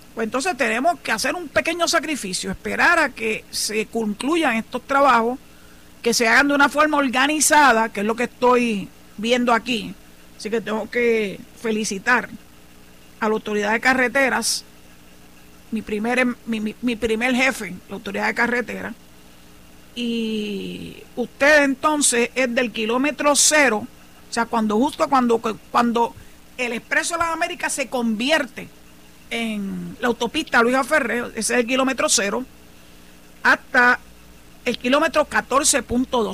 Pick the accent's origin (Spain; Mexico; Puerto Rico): Puerto Rico; San Juan; moved away as an adult; now in Cabo Rojo, Puerto Rico; soy nacida y criada en San Juan